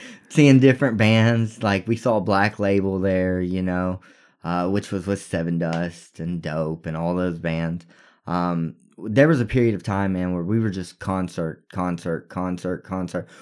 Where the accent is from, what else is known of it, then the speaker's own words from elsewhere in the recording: Texas, United States; We're from Texas